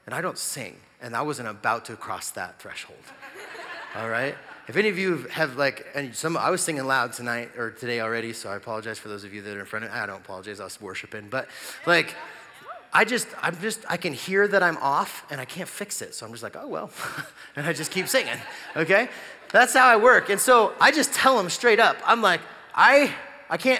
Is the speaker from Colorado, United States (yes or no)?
yes; Gypsum, Colorado, United States; also born or lived in Greeley, Colorado; I played for this little tiny church where I grew up in Gypsum, Colorado.